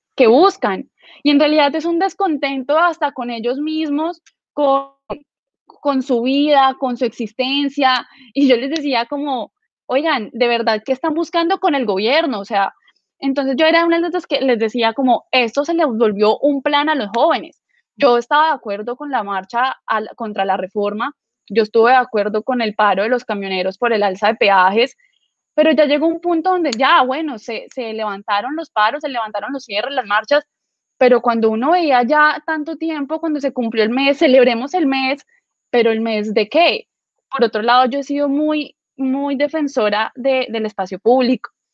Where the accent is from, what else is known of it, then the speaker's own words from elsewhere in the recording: Villavicencio, Meta, Colombia; Yo eh, soy de Villavicencio